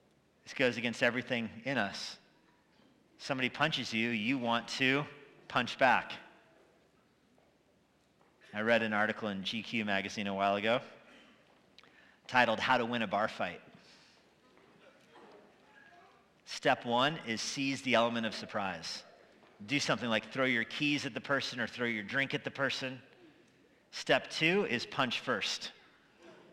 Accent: United States; As an American

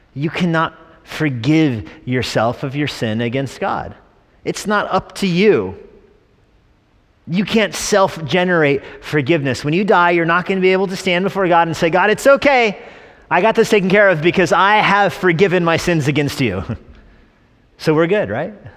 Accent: New Mexico, United States; I was born in New Mexico.

